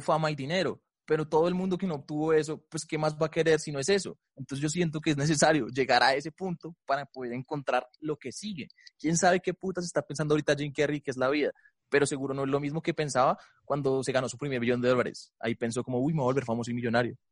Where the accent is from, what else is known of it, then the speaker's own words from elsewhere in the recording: Bogotá, Colombia; Soy de Colombia